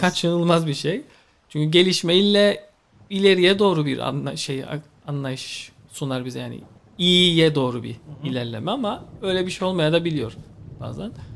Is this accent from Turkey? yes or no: no; Cyprus; Kıbrıs'a geldim. Kıbrıs'ta doğdum.